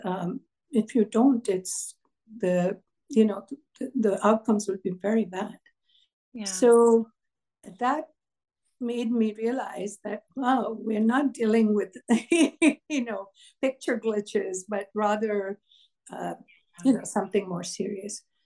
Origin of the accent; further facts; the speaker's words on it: Kolkata, West Bengal, India; moved away as an adult; also born or lived in Canada; now in United States; I was born in Kolkata in India.